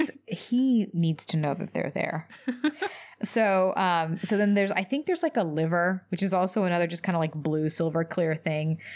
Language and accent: English; Louisville, Kentucky, United States; I grew up in Louisville, Kentucky